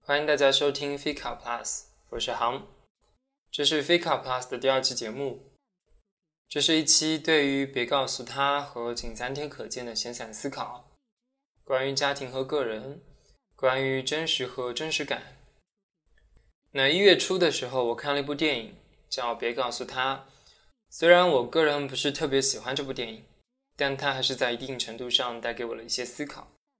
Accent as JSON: {"language": "Chinese", "country": "China", "moved": "yes", "lives_now": "Sweden", "said": "我其实作为一个中国人"}